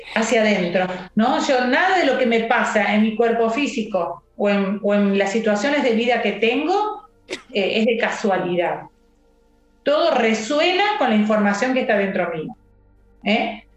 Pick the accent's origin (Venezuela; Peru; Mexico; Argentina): Argentina; Villa Carlos Paz, Córdoba; soy de Carlos Paz